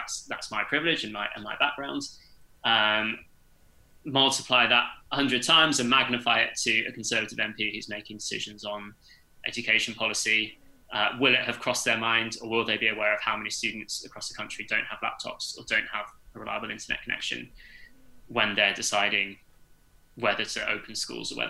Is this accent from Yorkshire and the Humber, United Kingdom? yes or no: no; Winchester, South East England, United Kingdom; accent: posh; moved away as an adult; also born or lived in Gateshead; I grew up in Winchester, which is a very affluent sort of middle class generally city.